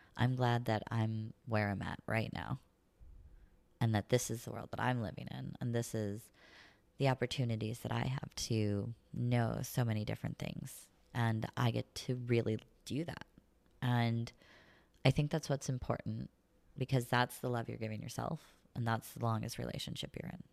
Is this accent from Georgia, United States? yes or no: no; the middle of Missouri, United States; moved away as an adult; also born or lived in Saint Louis / California; now in La Jolla, United States; I grew up in the country